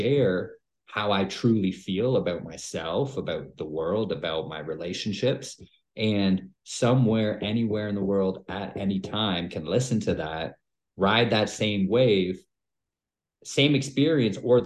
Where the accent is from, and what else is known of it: Canada; born or raised there